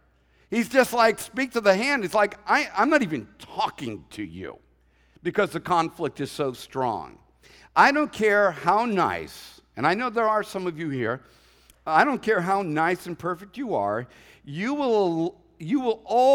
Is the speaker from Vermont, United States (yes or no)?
no; Boston, Massachusetts, United States; But you know, I'm a Bostonian at heart. I know what it's like.